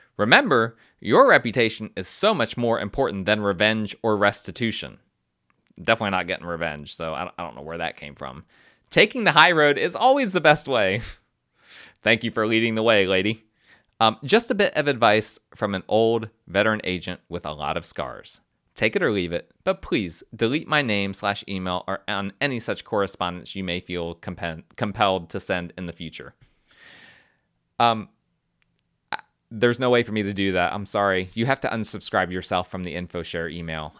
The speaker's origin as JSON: {"language": "English", "region": "New Jersey", "country": "United States", "moved": "yes", "said": "I'm, I'm from North Jersey, and that North Jersey side comes out sometimes"}